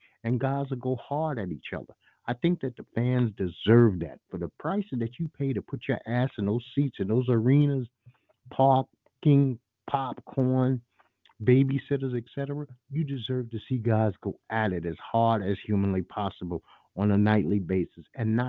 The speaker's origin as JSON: {"language": "English", "town": "New York City", "region": "New York", "country": "United States", "said": "I'm from Brooklyn, New York."}